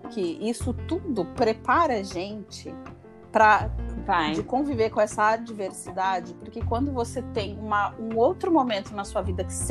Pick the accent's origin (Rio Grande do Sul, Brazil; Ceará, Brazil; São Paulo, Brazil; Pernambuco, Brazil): Rio Grande do Sul, Brazil; eu senti, mesmo eu sendo gaúcha, te, tendo parentes nesse, nessas cidades.